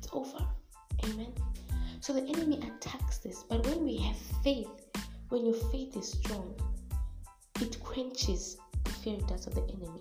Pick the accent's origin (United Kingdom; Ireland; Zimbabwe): Zimbabwe; we are Africans, we are from Zimbabwe, so we're from Southern Africa.